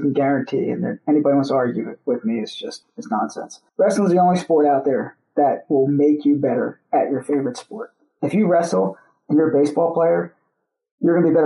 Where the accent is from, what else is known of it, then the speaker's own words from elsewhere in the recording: Philadelphia area / South Jersey, New Jersey, United States; also born or lived in California; born and raised in the Philadelphia area. Spent the majority of my life in South Jersey, like, you know, 15 miles outside of Philadelphia